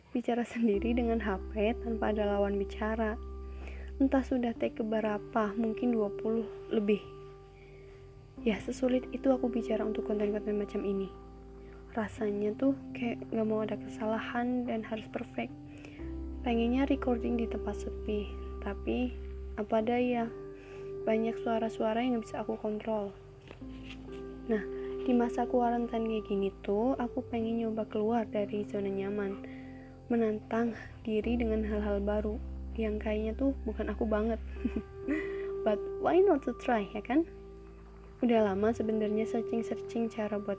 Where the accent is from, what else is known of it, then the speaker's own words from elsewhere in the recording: Java, Indonesia; accent: medok; ya, aku tuh dari Jawa jadi bahasa Indonesia ataupun bahasa Inggrisku tuh pasti ngeblend gitu sama medok.